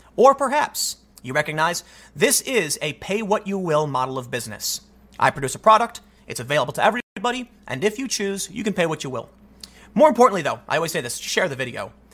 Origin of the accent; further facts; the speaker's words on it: Chicago, Illinois, United States; I'm from Chicago.